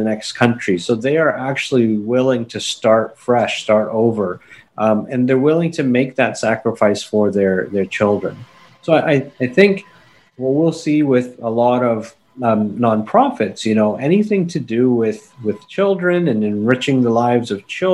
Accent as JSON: {"language": "English", "country": "Canada", "tie": "born or raised there", "said": "I was born and raised in Canada. My parents are Indian immigrants"}